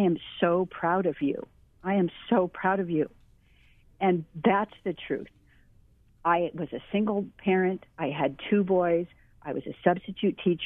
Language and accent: English; Mililani, Hawaii, United States; also born or lived in Waimanalo; I grew up in Mililani Town